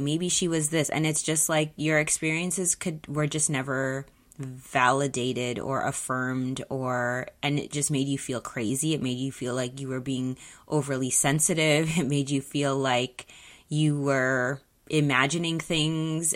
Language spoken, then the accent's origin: English; Mississauga, Ontario, Canada; growing up in Mississauga, Mississauga is very diverse